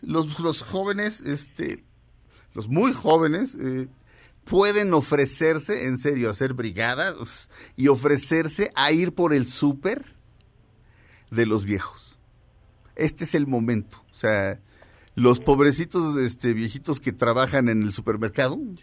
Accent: Mexico; Somos mexicanos, todos

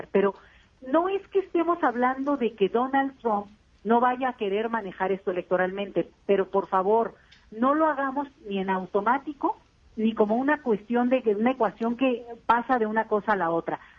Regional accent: Mexico; somos los mismos mexicanos

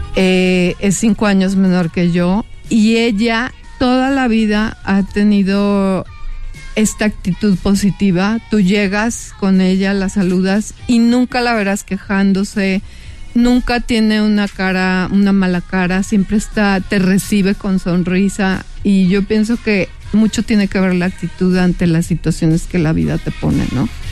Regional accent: Mexico; Voy a ser la única mujer mexicana

